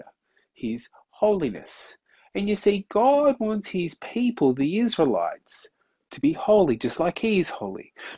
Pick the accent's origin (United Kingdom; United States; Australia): Australia; as an Aussie